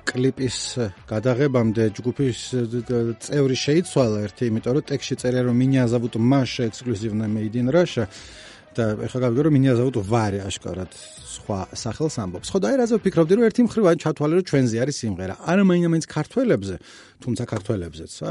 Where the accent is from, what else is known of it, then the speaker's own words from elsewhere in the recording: Georgia; ჩვენნაირებს, ანუ ქართველებს